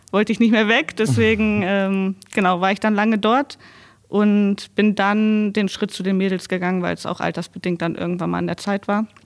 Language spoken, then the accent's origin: German; Landkreis Wolfenbüttel, Lower Saxony, Germany; also born or lived in Braunschweig / Wolfsburg; Landkreis Wolfenbüttel.